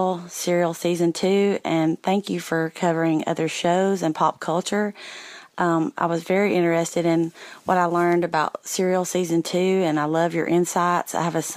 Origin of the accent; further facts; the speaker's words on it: Alabama, United States; from Alabama, sometimes considered a foreign country.